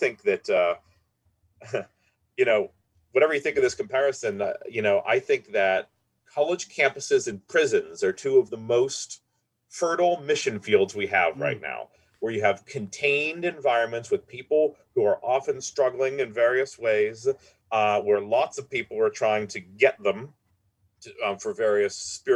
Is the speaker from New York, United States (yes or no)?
no; Pittsburgh, Pennsylvania, United States; I was born and raised in Pittsburgh